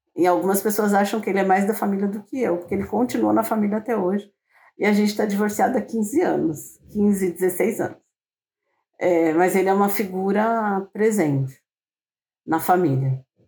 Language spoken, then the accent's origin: Portuguese; São Paulo, Brazil; uma mulher negra de periferia, né? Que nasci em São Paulo